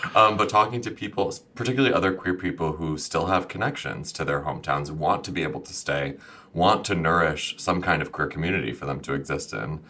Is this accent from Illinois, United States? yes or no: yes; Champaign, Illinois, United States; my hometown where I first went out in drag in small town Illinois